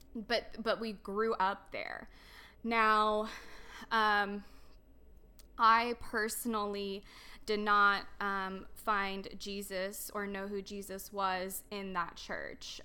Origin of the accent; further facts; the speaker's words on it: Dallas, Texas, United States; also born or lived in Romania; I grew up here in, um, Dallas, Texas area. Um, my whole entire life.